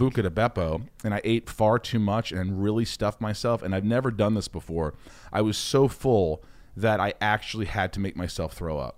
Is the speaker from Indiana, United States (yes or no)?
yes; southern Indiana, United States; also born or lived in Oceanside, New York / Connecticut; I really grew up in Indiana from the time I was eight